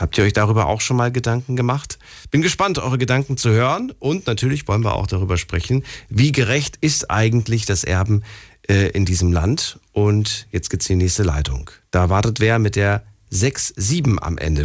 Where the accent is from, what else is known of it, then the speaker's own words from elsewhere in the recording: Germany; ich bin auch in Deutschland geboren